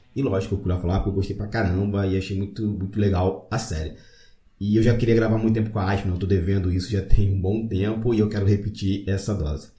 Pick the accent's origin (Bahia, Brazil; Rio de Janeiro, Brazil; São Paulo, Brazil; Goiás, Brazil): Rio de Janeiro, Brazil; Magé; Magé é minha cidade natal